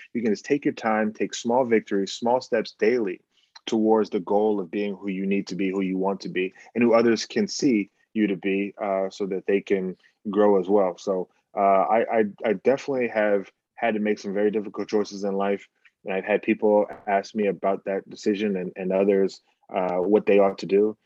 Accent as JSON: {"language": "English", "country": "Bahamas", "moved": "yes", "lives_now": "United States", "said": "we're coming from the Bahamas"}